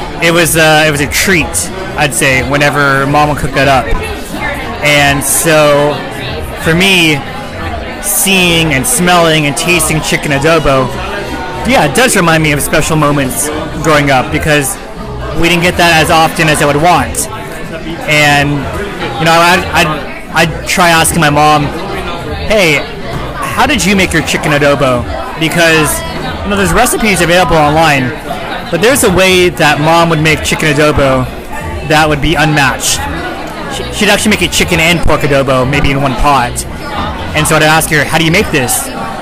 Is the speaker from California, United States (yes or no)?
yes; East Bay, California, United States; when I cross the bridge into the East Bay, I start craving certain cuisines I grew up with.